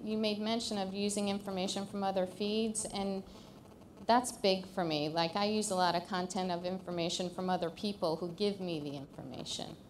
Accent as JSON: {"language": "English", "town": "Tampa", "region": "Florida", "country": "United States", "said": "I'm from Tampa, Florida"}